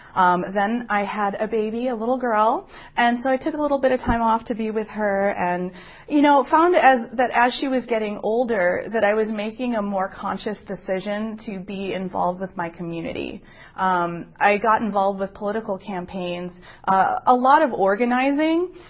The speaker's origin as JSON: {"language": "English", "town": "Madison", "region": "Wisconsin", "country": "United States", "tie": "born or raised there", "said": "I was born and raised here in Madison."}